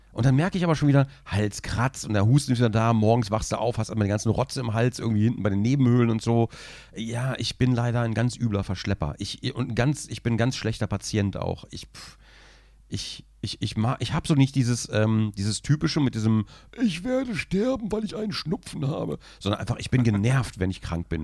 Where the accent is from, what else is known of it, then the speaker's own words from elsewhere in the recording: Braunschweig, Lower Saxony, Germany; ich komme aus Braunschweig, ich verschleife die Hälfte.